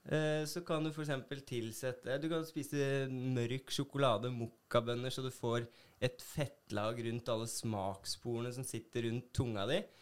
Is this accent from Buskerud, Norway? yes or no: yes; Hønefoss, Buskerud, Norway; moved away as an adult; now in Bergen, Norway; jeg er fra Hønefoss